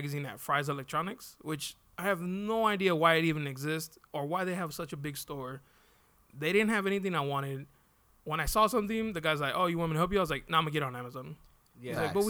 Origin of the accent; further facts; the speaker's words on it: San Diego, California, United States; they would take us home to the apartments I grew up